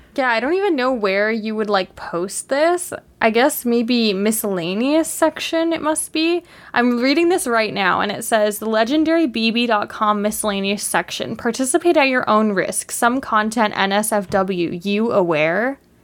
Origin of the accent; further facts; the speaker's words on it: Canada; as a Canadian